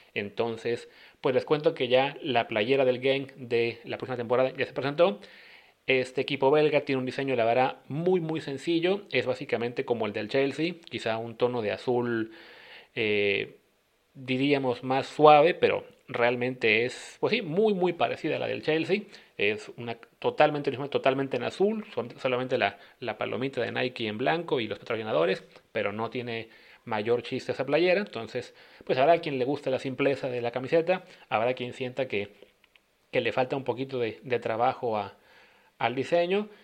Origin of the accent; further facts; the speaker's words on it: Veracruz, Mexico; nosotros que somos los veracruzanos